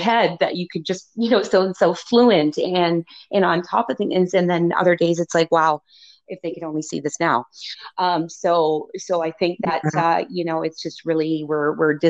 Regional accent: Niagara Falls, Ontario, Canada; moved away as an adult; also born or lived in Toronto; making a move back to Niagara Falls, which is my hometown.

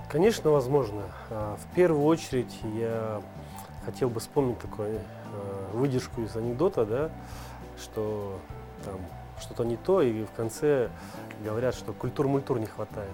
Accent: Bishkek, Kyrgyzstan; я родился в Бишкеке, во Фрунзе, в СССР еще

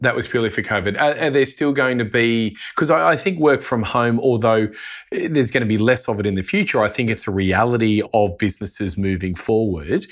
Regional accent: Australia; as an Australian

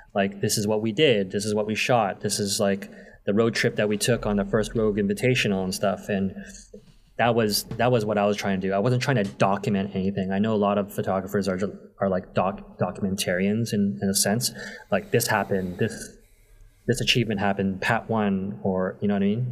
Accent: Toronto, Ontario, Canada; I grew up in Toronto most of my life.

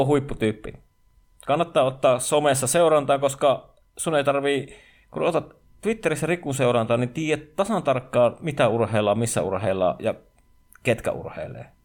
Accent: Savonia, Finland; mä olen savolainen niin kotoisin

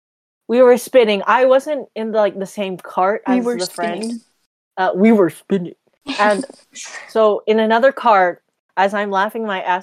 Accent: Philippines; And then the friend realizes that I'm Filipino.

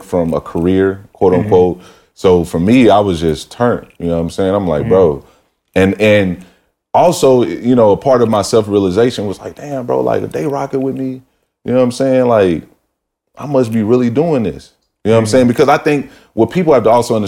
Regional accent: Mobile, Alabama, United States; moved away; I came from Mobile, Alabama

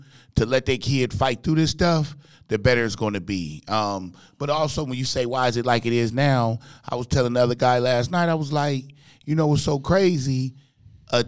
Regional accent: Compton, California, United States; I grew up in Compton, California. I went to like 13 elementary schools

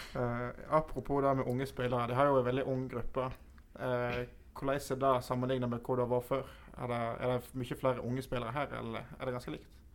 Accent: Voss, Vestland, Norway; jeg kommer ikke fra Sogn sjøl, jeg kommer fra Voss

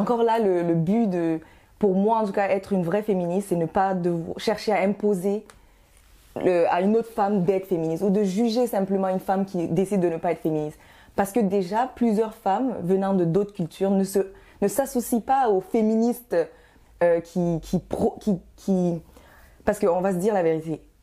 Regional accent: Canada; also born or lived in Guinea; Je suis d'origine guinéenne, mais ça fait, euh, vingt, vingt-et-un ans que je suis en, au Canada. Donc, je suis canadienne et guinéenne

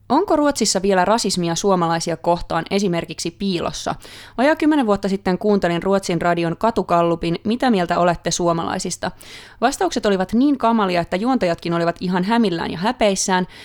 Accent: Finland; accent: Finnish; also born or lived in Sweden; now in Stockholm, Sweden; Ja sitten ne kuulee tietty, että mä tuun Suomesta siitä mun ö, aksentistani.

